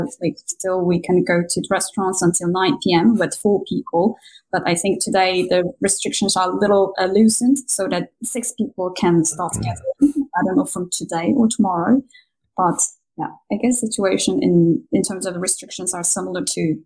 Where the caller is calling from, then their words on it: Seoul, South Korea; I'm calling from Seoul.